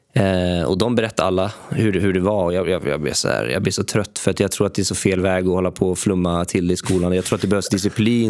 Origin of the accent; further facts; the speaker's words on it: Sweden; jag växte upp i Sverige